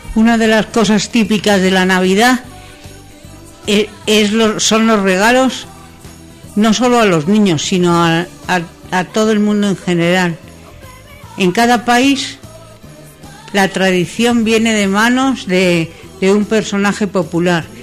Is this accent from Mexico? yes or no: no; Spain; como muchos españoles